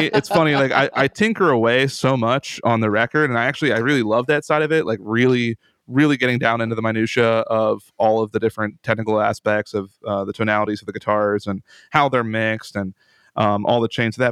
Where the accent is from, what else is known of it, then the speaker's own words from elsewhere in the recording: Central Pennsylvania, United States; I'm from Central Pennsylvania.